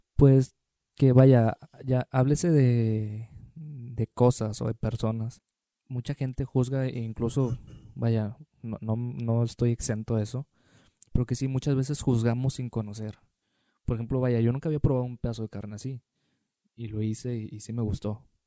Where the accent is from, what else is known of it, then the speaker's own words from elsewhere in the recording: Tampico, Tamaulipas, Mexico; now in Monterrey, Mexico; yo que soy de Tampico